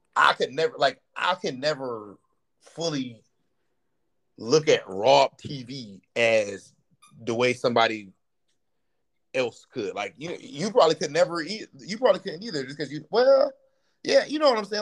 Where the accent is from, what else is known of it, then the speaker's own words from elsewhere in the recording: Ohio, United States; I'm from Ohio